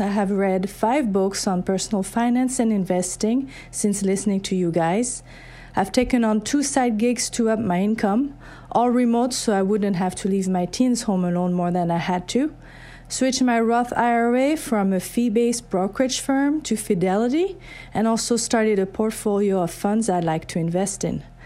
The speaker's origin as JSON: {"language": "English", "country": "France", "moved": "yes", "lives_now": "Baker, Minnesota, United States", "said": "I'm actually originally from France, but now U S citizen and resident since nineteen ninety-eight."}